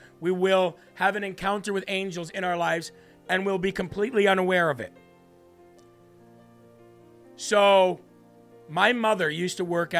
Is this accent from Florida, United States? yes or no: no; Illinois, United States; born there; now in Vermont, United States; I was born in Northwest Illinois, close to the Iowa border.